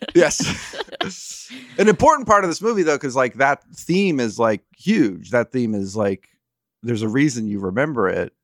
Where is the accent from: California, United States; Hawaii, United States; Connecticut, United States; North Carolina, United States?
California, United States; South Orange County; I grew up in, uh, in, like, South Orange County